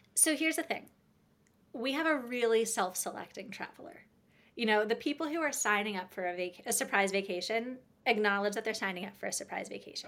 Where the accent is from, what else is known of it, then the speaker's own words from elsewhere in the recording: United States; growing up in the States